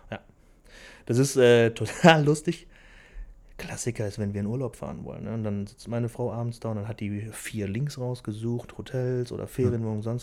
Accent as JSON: {"language": "German", "town": "Velbert", "region": "North Rhine-Westphalia", "country": "Germany", "tie": "born or raised there", "said": "ich bin äh, Felberter, ich bin in Felbert"}